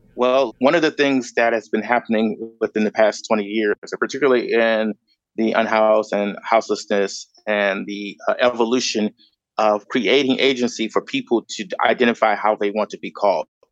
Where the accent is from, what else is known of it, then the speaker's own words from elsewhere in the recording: Chicago, Illinois, United States; moved away as an adult; also born or lived in Grand Rapids, Michigan; now in Los Angeles, United States; I was born and raised in Chicago